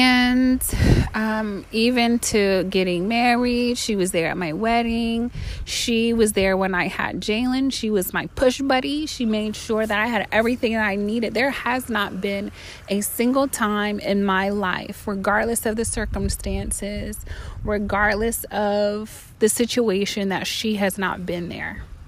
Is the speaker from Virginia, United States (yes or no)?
yes; Virginia, United States; also born or lived in Florida; I'm from Virginia and from Florida, so it's wherever I'm at.